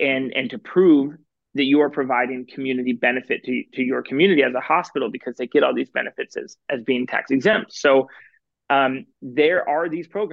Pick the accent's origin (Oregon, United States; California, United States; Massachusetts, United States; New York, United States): Oregon, United States; Portland; I grew up in Portland, Oregon